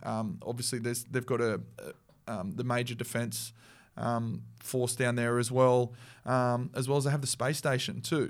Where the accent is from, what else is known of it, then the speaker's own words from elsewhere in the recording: Central Coast, New South Wales, Australia; I grew up on the Central Coast